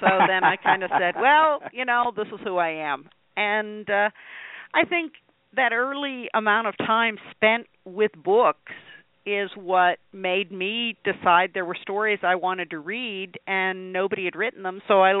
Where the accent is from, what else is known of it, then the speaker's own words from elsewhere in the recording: Pennsylvania, United States; Well, I grew up in northwestern Pennsylvania, just a little south of Erie. So if you look at the map of Pennsylvania, that little spur that goes up by the lake